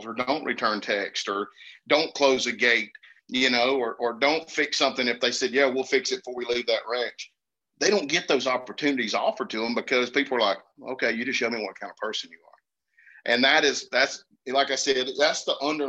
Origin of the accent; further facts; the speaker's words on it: Georgia, United States; I'm from Georgia